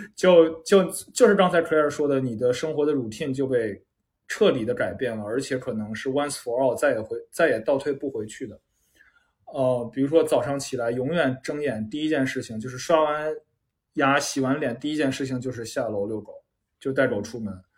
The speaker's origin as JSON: {"language": "Chinese", "country": "China", "said": "因为咱们中国，至少我们这一代人，很少有人从小是这样长大的嘛"}